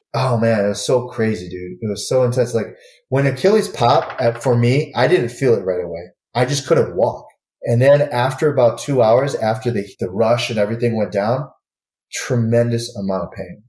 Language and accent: English; Michigan, United States; moved away; I, am born and raised in Michigan